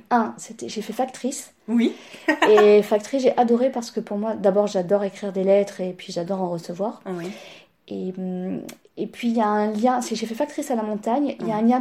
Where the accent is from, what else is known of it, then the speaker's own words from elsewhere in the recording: Nice, Provence-Alpes-Côte d'Azur, France; also born or lived in Marseille / Paris; Je suis pratiquement pure niçoise. Ouais. 40, plus de presque 50 ans que je suis à Nice. D'accord, ok. j'ai grandi ici. Hein. D'accord. Je suis née à Marseille.